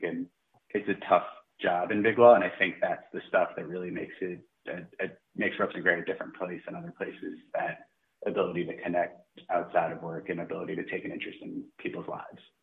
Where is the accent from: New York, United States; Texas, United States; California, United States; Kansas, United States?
New York, United States; Long Island; now in Hoboken, United States; I am a proud Long Islander